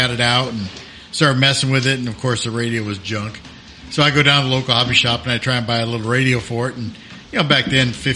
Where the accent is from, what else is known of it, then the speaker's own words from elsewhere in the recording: Lodi, California, United States; now in Texas, United States; I'm from the Central Valley.